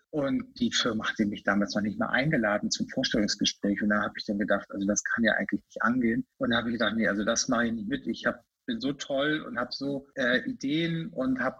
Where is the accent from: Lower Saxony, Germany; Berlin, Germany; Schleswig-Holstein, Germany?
Lower Saxony, Germany; Lüneburg; now in Hamburg, Germany; ich bin ja in, der, in Lüneburg groß geworden, das ist ja auch keine große Stadt